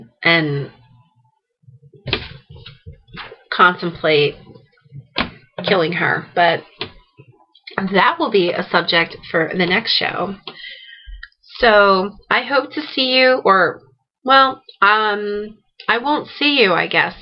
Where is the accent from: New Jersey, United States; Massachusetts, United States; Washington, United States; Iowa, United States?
New Jersey, United States; I am from South Jersey. I am a Jersey girl